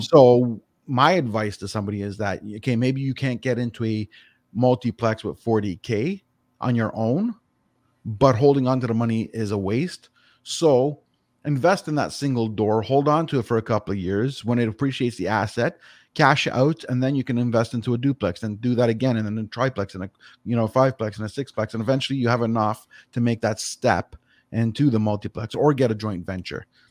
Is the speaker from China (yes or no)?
no; Toronto, Ontario, Canada; now in Grimsby, Canada; was born and raised in Etobicoke.